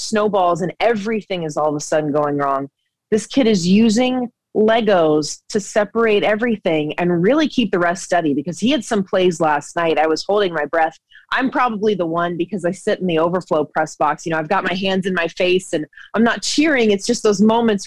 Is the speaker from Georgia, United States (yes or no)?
yes; Georgia, United States; I grew up in Georgia